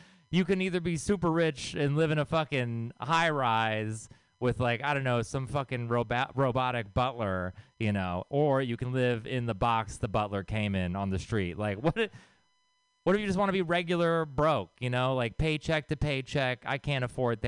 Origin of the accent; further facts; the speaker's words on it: Texas, United States; I grew up in Texas.